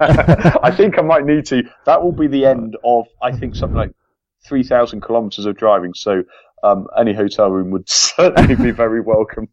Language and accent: English; England, United Kingdom; an Englishman